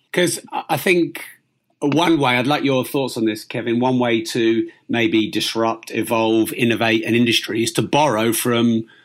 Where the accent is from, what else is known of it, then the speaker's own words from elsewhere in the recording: Peterborough, East of England, United Kingdom; I'm from Peterborough, which is quite close to London.